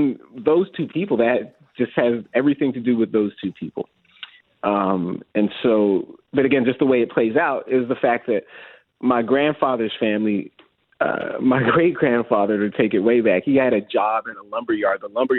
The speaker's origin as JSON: {"language": "English", "town": "Mississauga", "region": "Ontario", "country": "Canada", "tie": "born or raised there", "said": "We grew up in Mississauga."}